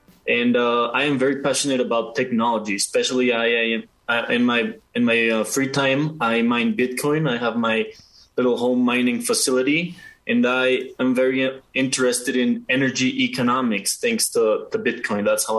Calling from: Mexico City, Mexico; Okay, so I am checking in from Mexico City.

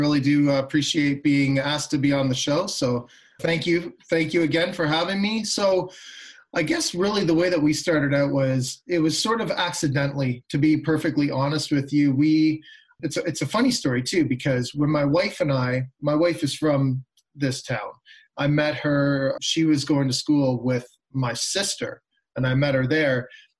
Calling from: Oshawa, Ontario, Canada; Well, I'm sitting in sunny Oshawa right now, Oshawa, Ontario. Yep. That is about a half an hour, maybe 40 minutes east of downtown Toronto.

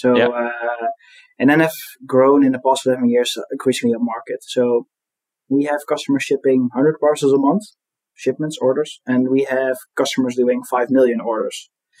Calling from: Eindhoven, North Brabant, Netherlands; I'm calling in from Eindhoven

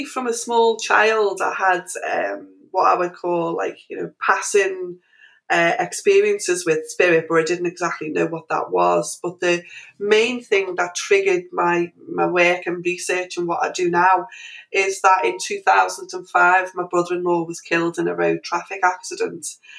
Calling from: Liverpool, North West England, United Kingdom; I'm actually calling from Liverpool in England

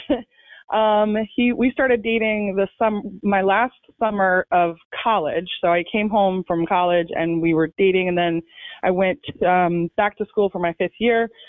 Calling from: Fairfax, Virginia, United States; I am calling from Funfax, Virginia, also known as Fairfax

